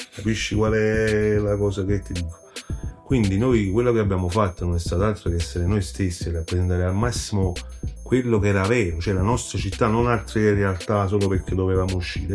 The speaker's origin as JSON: {"language": "Italian", "town": "Salerno", "region": "Campania", "country": "Italy", "accent": "Salernitano", "said": "se senti il nostro dialetto è salernitano puro"}